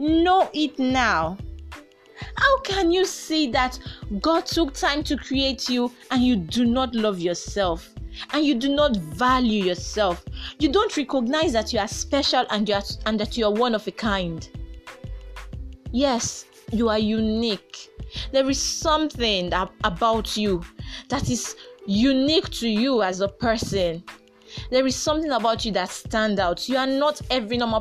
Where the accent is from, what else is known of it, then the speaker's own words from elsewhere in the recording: Nigeria; I am a proud Nigerian